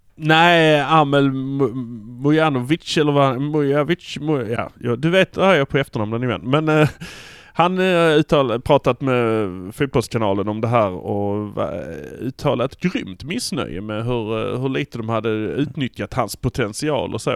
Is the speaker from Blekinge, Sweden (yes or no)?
no; Malmö, Skåne, Sweden; vi är från Malmö